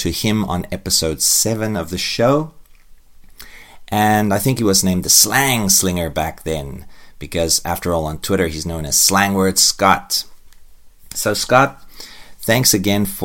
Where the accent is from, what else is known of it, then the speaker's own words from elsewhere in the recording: South Africa; I'm a South African.